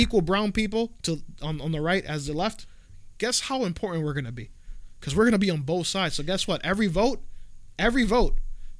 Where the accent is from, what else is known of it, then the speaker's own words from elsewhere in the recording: United States; I'm an American.